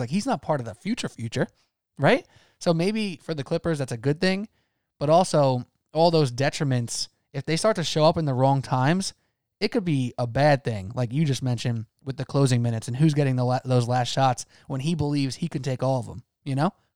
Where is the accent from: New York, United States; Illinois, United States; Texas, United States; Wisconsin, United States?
New York, United States; as a New Yorker